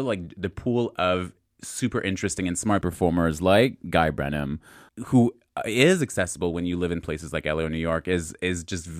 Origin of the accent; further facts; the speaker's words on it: Montreal, Quebec, Canada; I was raised in Montreal.